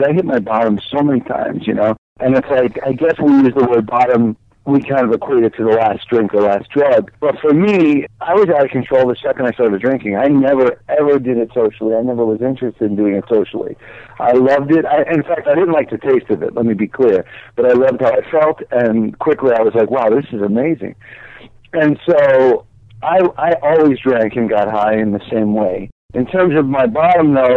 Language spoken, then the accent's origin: English; United States; moved away as an adult; also born or lived in New Jersey; now in Los Angeles, United States; I live in Los Angeles. I'm from New York and New Jersey, and I've been out here 17 years.